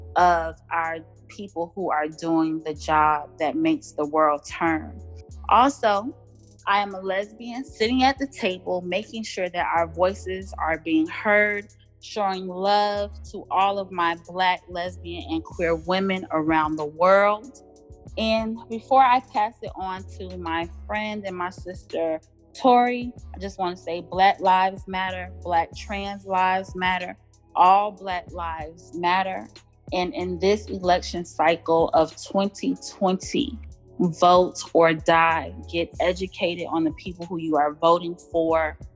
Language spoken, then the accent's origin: English; Miami, Florida, United States; now in Atlanta, United States; I live in the Atlanta, Georgia area by way of Miami, Florida, born and raised in Dade.